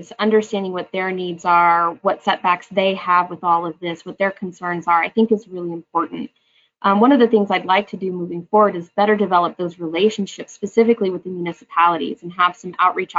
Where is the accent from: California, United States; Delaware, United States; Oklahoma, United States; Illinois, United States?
Oklahoma, United States; I'm actually born and raised in Oklahoma. I've been here my whole life